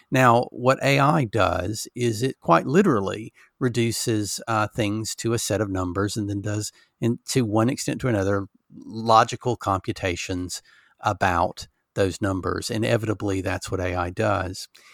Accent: Alabama, United States; now in England, United Kingdom; I grew up in Alabama

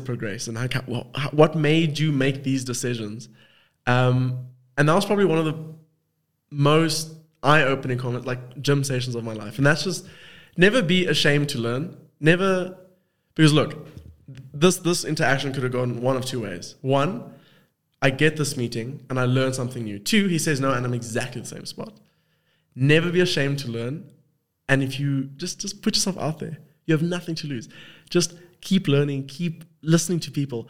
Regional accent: South Africa; accent: South African; also born or lived in Cape Town; I'm South African and all South African. Got the same accent, kind of.

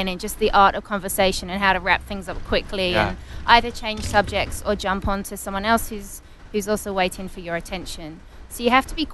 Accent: Essex, East of England, United Kingdom; moved away as an adult; also born or lived in Brighton / Barcelona, Spain; I grew up in Essex, about 30 miles east of London.

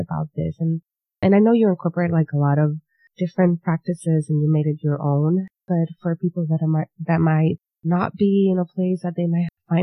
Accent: Puerto Rico; I was raised and born and raised in Puerto Rico

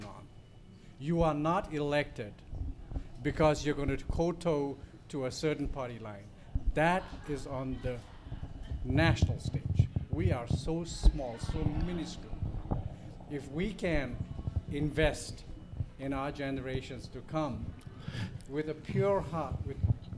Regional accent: Bhutan; now in Plattsburgh, United States; I'm from Bhutan

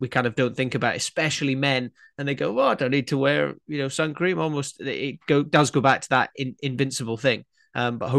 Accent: Scotland, United Kingdom; growing up in Scotland, people always made jokes about my ginger friends

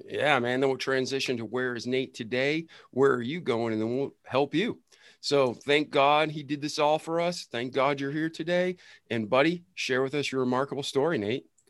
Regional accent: Milford, Massachusetts, United States; moved away; I'm from Milford, Mass originally

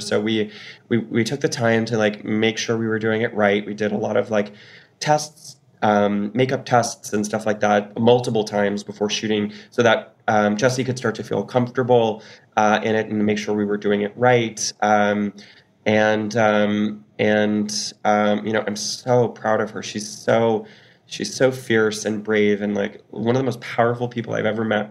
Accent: Newfoundland and Labrador, Canada; I'm a Newfoundlander

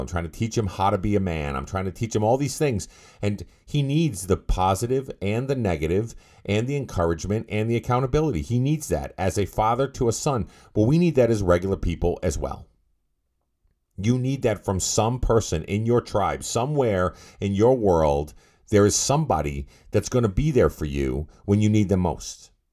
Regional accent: Massachusetts, United States; I'm from Massachusetts

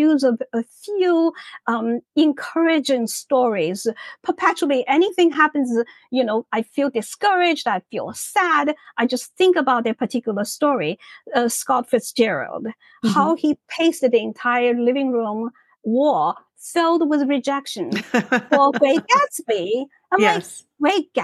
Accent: Shanghai, China; moved away as an adult; now in United States; my own life in China

